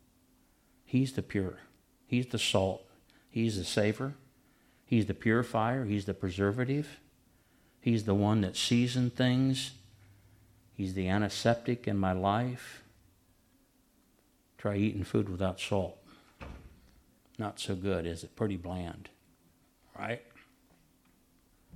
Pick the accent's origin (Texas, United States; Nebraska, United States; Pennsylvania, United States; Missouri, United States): Nebraska, United States; I'm from Nebraska